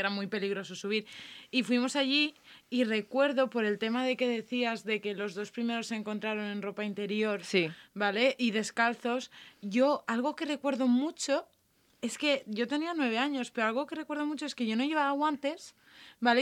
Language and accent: Spanish; Mondúver, Valencian Community, Spain; born or raised there